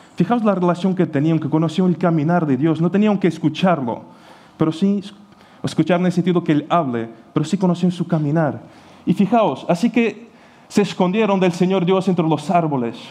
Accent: Portugal; Spanish is a second language; moved away as an adult; also born or lived in Ukraine / Sagunto, Spain; now in Spain; yo nací en Ucrania y a los seis años, porque mi madre emigró, pues he ido con él, he crecido en Portugal

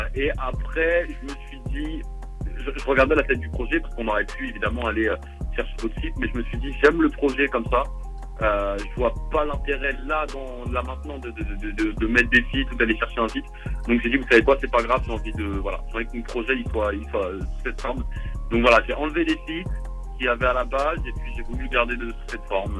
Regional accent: Vélizy-Villacoublay, Île-de-France, France; also born or lived in Versailles; je suis né à Vélizy, j'ai vécu à Vélizy, mais euh, il n'y a pas d'hôpital dans ma ville

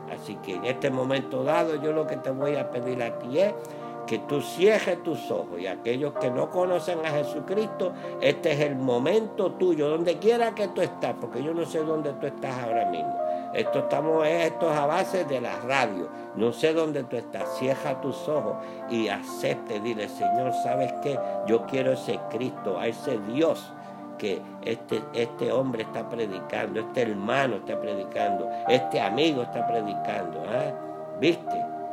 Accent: Puerto Rico; como decimos en mi país, en Puerto Rico

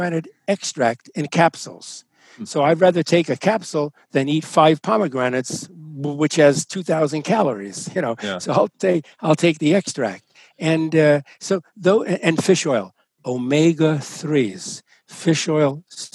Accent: New York City, New York, United States; My parents were born in Italy, and I was born in the Italian neighborhood of Brooklyn, New York

